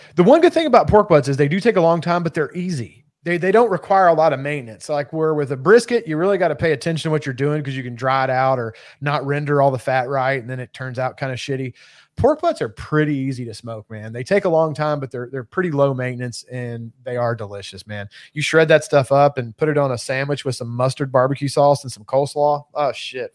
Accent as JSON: {"language": "English", "region": "Kentucky", "country": "United States", "moved": "yes", "said": "being that I'm originally from Kentucky, I was raised with bourbon."}